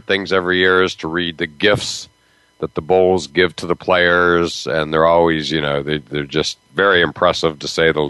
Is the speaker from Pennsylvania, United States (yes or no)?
yes; near Penn State, Pennsylvania, United States; now in Massachusetts, United States; I grew up near Penn State. I live 20 minutes from BC now.